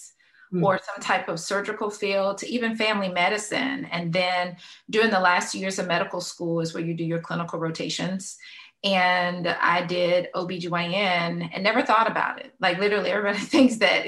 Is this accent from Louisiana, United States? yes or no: yes; Louisiana, United States; now in Florida, United States; I'm from Louisiana. I like to claim I'm a Louisiana girl by heart and mind, even though I've been a Floridian technically for a while.